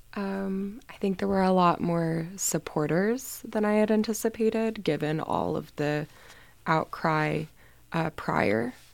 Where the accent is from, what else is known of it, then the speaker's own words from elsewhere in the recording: Houston, Texas, United States; moved away as an adult; now in Boston, United States; I'm from Houston, Texas